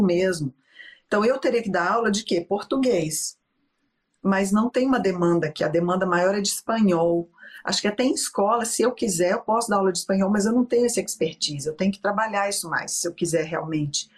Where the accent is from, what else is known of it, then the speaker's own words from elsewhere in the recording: Belo Horizonte, Minas Gerais, Brazil; moved away as an adult; also born or lived in Rio de Janeiro; now in Stavanger, Norway; eu sou de BH, fiz direito lá por causa da minha tradicional família mineira.